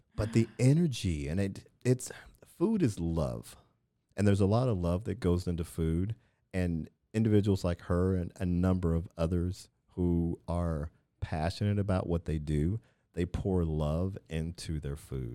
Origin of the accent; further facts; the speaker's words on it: Midwest, United States; moved away; I grew up in the Midwest